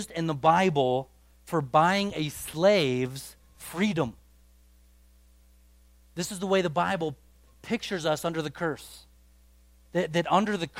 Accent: United States; Our culture as an American culture

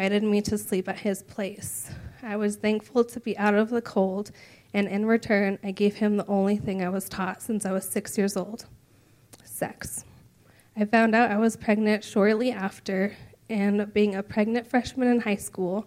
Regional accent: Reno, Nevada, United States; I was born and raised in Reno, Nevada

